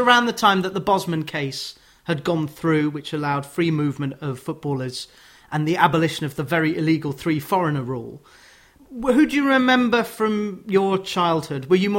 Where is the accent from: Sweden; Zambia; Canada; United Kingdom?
United Kingdom; Sheffield, Yorkshire and the Humber; oh, I'm from Sheffield, I'm a Wednesday fan